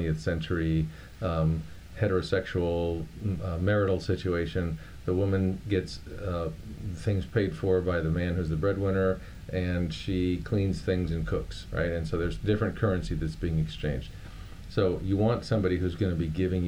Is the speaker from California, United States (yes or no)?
no; Miami, Florida, United States; I grew up in Miami, Florida